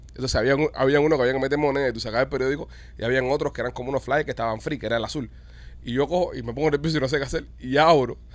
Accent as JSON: {"language": "Spanish", "country": "Cuba", "moved": "yes", "said": "yo me acuerdo cuando yo vine de Cuba, yo vine con un parol, yo no vine con, residencia, no tenía papeles."}